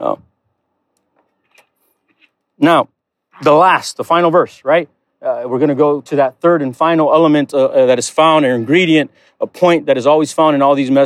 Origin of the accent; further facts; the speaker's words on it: Chicago, Illinois, United States; I'm from Chicago, so I'm a Chicago Bulls fan.